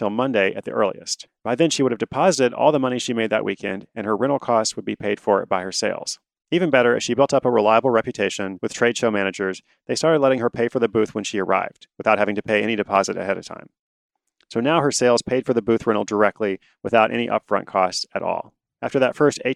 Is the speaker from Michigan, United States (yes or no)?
no; Portland, Oregon, United States; my hometown of Portland, Oregon